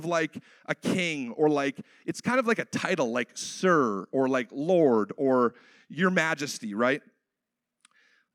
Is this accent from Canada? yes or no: yes; Canada; a Canadian born in the 90s